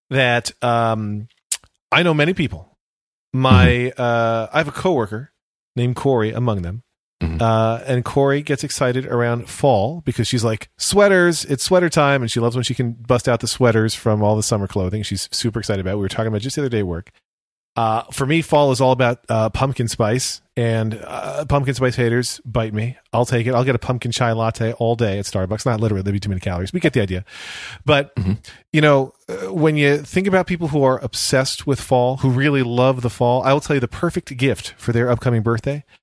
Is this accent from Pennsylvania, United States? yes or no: yes; Berks County, Pennsylvania, United States; Berks County history, where I grew up in Pennsylvania